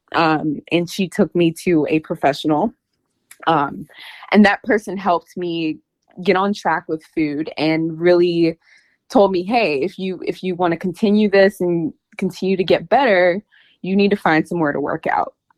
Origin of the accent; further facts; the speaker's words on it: North Carolina, United States; moved away as an adult; now in Washington, D.C. area, United States; I currently live in the DC area, but I'm originally from North Carolina. Um, born and raised in North Carolina.